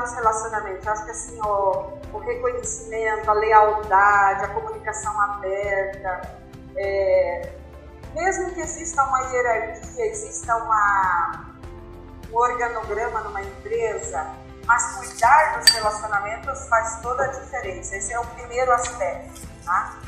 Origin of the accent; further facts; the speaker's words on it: Marechal Cândido Rondon, Paraná, Brazil; sou de Marechal Cândido Rondon